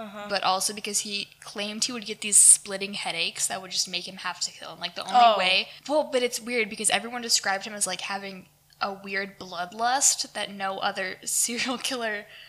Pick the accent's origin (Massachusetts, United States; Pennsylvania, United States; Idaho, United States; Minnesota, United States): Idaho, United States; born there; I was born in Idaho as well.